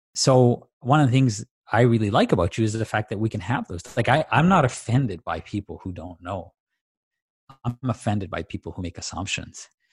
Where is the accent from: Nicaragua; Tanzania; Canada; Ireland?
Tanzania; as a kid, uh, growing up in Tanzania